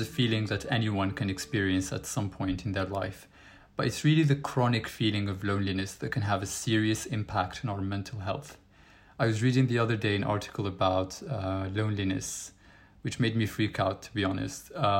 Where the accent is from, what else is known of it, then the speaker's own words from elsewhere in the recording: Algeria; moved away as an adult; now in London, United Kingdom; I'm from Algeria. My family still lives there, and I've lived in different countries before moving to London for work a year and a half ago.